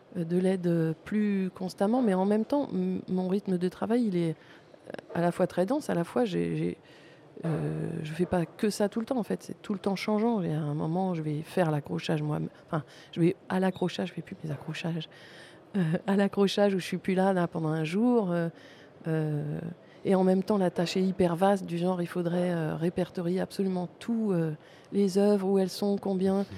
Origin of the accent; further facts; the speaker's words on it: Paris, Île-de-France, France; je suis parisienne.